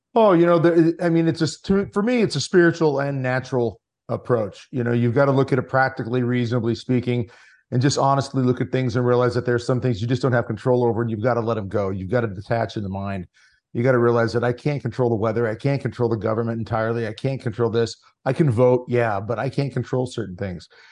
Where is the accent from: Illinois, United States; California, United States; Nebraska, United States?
Nebraska, United States; Lincoln Diocese; I born and raised in the Lincoln Diocese in Nebraska